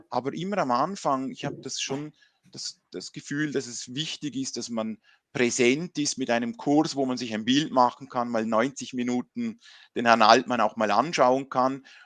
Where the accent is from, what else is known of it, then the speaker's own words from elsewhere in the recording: Liechtenstein; also born or lived in Switzerland; ich bin Liechtensteiner und auch Schweizer, also meine Mutter kommt von der Schweiz, ich war in der Schweiz eben beim Studium